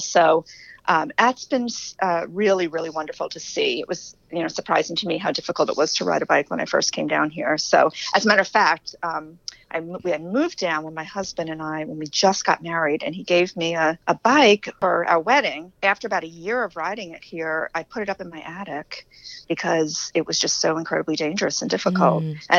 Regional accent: New York, United States; now in Atlanta, United States; I came down from New York 30 years ago.

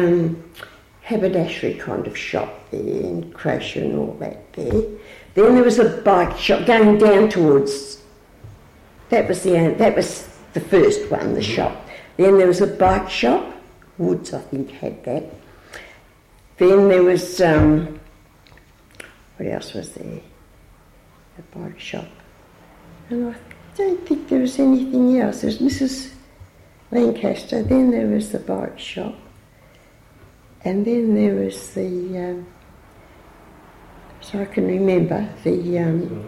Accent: Glyde Street, Western Australia, Australia; also born or lived in Kalgoorlie, Western Australia / Scotland / Westbury; I grew up here and married a chap. I was married from the Glyde Street, 29 Glyde Street

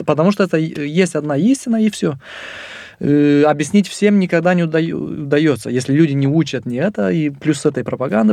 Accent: Moldova; я из Молдовы

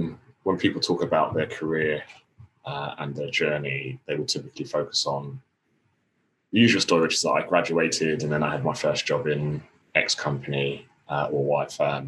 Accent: London, United Kingdom; So I grew up in Tottenham in North London

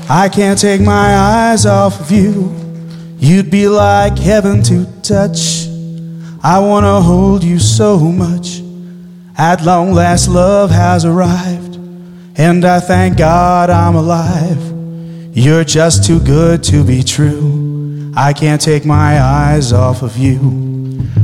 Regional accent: New Jersey, United States; We grew up in New Jersey together.

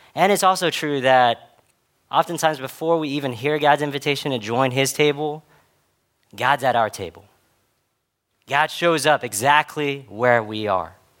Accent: Dallas, Texas, United States; I grew up in spaces in Dallas where I was a part of a lot of different white majority spaces

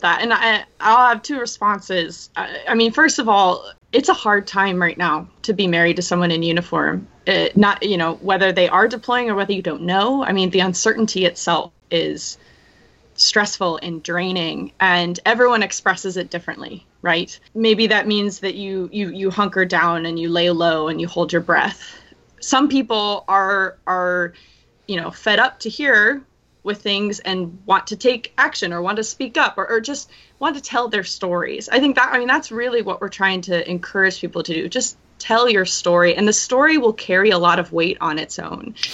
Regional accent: right outside San Francisco, California, United States; moved away as an adult; also born or lived in Washington State / Washington D.C. / Omaha, Nebraska; I grew up in California, uh, right outside San Francisco.

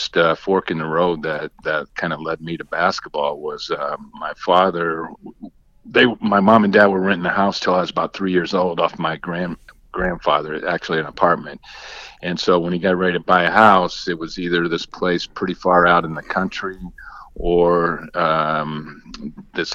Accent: Martinsville, Indiana, United States; I grew up in Martinsville, Indiana

